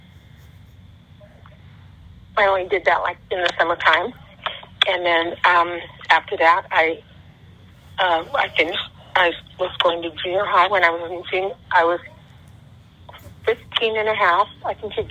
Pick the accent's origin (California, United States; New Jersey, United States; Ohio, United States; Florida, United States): California, United States; Long Beach; also born or lived in Bisbee, Arizona / San Pedro, California; I grew up in Long Beach